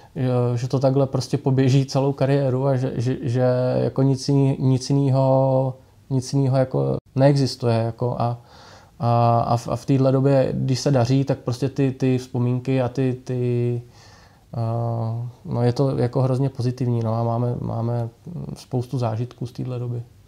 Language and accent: Czech; Pardubice, Pardubice Region, Czechia; hodně kluků, co jsme byli tady z Pardubic